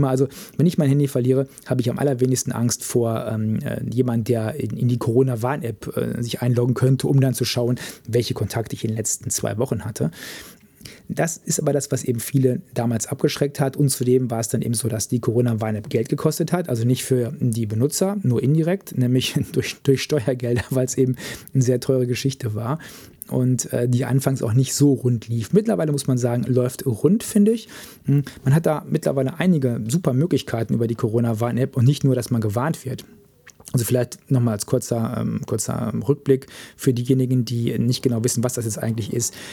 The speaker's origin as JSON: {"language": "German", "region": "North Rhine-Westphalia", "country": "Germany", "said": "den Kreis, wo ich herkomme, Märkischer Kreis im Sauerland in Nordrhein-Westfalen."}